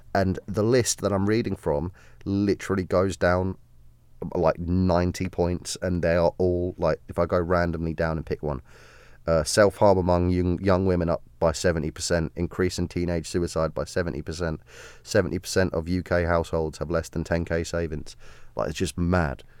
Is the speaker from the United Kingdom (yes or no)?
yes; South of England, United Kingdom; As a Southerner